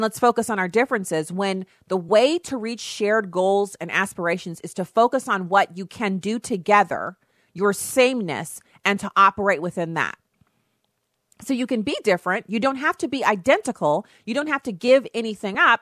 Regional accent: United States; I'm an American

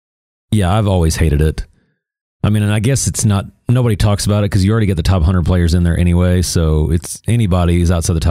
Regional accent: United States; Even though I'm American

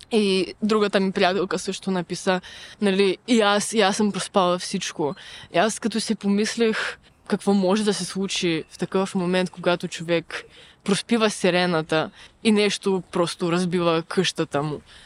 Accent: Ukraine; now in Bulgaria; аз съм украинка

